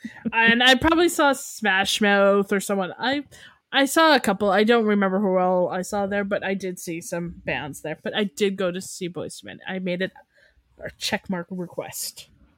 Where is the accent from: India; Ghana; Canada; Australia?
Canada; we're Canadian